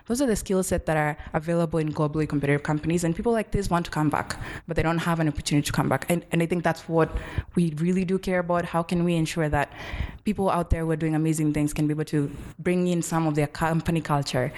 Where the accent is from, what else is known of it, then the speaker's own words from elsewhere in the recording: Kenya; moved away as an adult; as a Kenyan